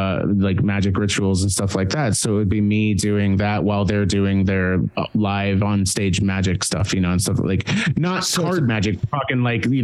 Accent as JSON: {"language": "English", "town": "Kansas City", "region": "Missouri", "country": "United States", "lives_now": "Atlanta, United States", "said": "I did a couple of shows last year. I live in Atlanta and I'm from Kansas City. So I basically went back to Kansas City and just basically pulled my old bandmates out of their day jobs"}